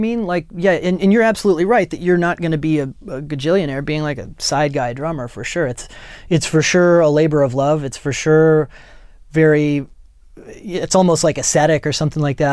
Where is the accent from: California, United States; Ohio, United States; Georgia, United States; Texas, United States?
Ohio, United States; moved away as an adult; also born or lived in New York; now in Los Angeles, United States; I come from a little tiny town, uh, north of Columbus, Ohio.